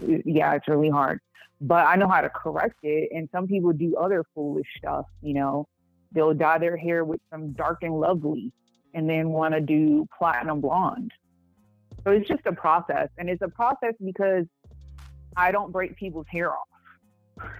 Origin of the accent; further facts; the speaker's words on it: Puerto Rico; born there; also born or lived in Atlanta; No, I was born in Puerto Rico.